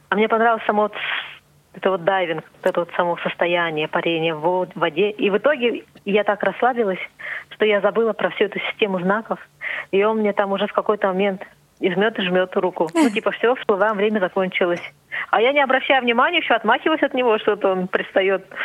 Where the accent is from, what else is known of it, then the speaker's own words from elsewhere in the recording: Siberia, Russia; Я говорю, вот, из Сибири.